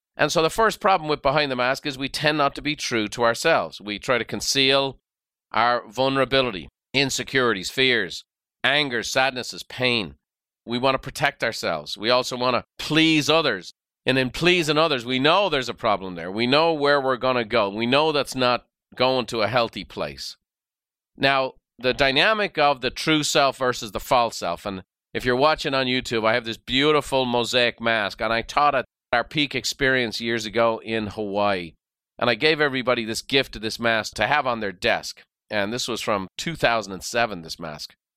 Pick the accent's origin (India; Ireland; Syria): Ireland; now in United States; Irish by birth and very proud of it